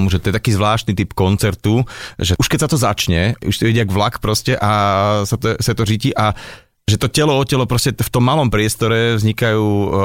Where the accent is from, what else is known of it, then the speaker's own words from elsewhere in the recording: Jihlava, Vysočina Region, Czechia; Jsem Jihlava, to je pravda, jsem z Jihlavy, narozen v Jihlavě.